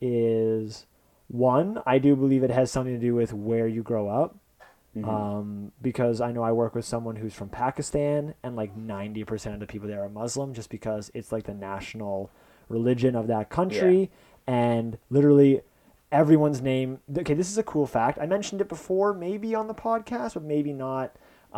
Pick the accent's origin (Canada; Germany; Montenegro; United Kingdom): Canada; we grew up in Canada